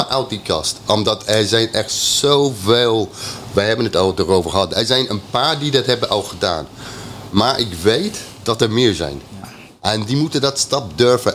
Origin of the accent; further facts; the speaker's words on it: England, United Kingdom; Dutch is a second language; now in Netherlands; ik ben Engelsman